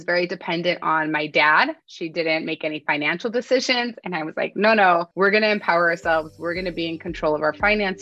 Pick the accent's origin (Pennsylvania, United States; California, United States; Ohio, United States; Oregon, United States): California, United States; Bay Area; Growing up in the Bay Area